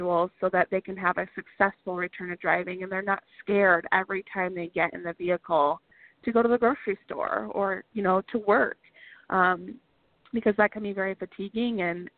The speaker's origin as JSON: {"language": "English", "region": "Michigan", "country": "United States", "said": "We're from Michigan, so we have snow just like you do in Minnesota."}